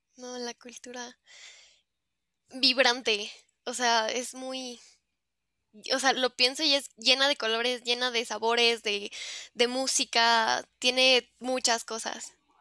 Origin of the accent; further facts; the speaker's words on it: Mexico; yo soy de México